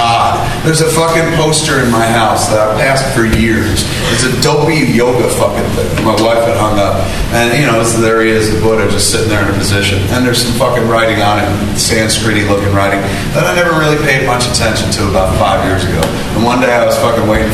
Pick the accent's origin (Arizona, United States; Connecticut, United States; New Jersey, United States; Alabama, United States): New Jersey, United States; I'm from New Jersey. We live in the shadow of New York at all times